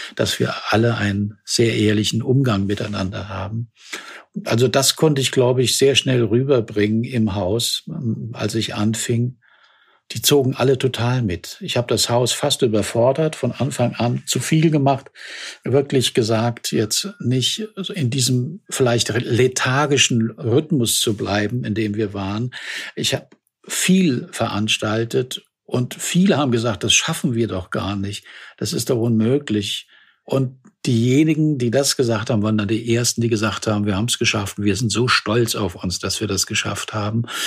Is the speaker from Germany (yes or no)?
yes; Germany; vielleicht sind wir Deutsche